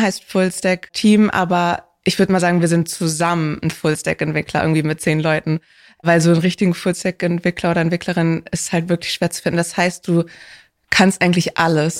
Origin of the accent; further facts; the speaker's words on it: Hamburg, Germany; ich bin in Hamburg aufgewachsen